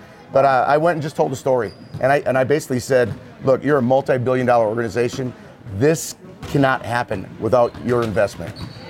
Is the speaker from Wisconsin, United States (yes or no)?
yes; Wisconsin, United States; now in Colorado, United States; I'm from Wisconsin.